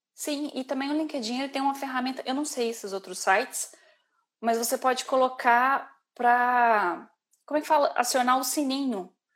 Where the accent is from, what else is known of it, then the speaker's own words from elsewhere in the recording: Brazil; moved away as an adult; now in Ireland; como boa brasileira